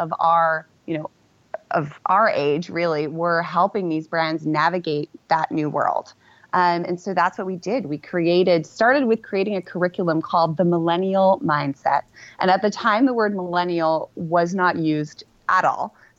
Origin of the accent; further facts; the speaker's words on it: Amsterdam, North Holland, Netherlands; moved away; also born or lived in London, United Kingdom; I was actually born in London, UK, with my two siblings to two parents who were both originally Dutch. And so at age six, we moved back to Amsterdam when my dad took over the family business, which is an art gallery. So I grew up in the Netherlands